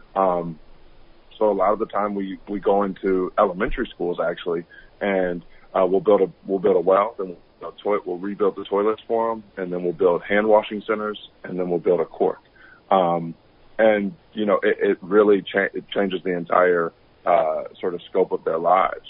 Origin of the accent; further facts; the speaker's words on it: Atlanta, Georgia, United States; I was born and raised in Atlanta, Georgia